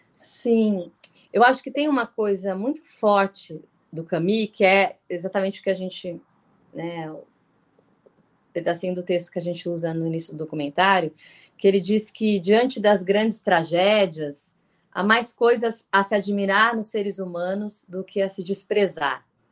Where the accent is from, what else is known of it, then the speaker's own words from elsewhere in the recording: Brazil; a gente é brasileira